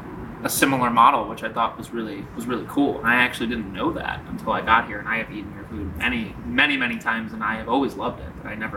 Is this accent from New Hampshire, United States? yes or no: no; Chicago, Illinois, United States; I'm from Chicago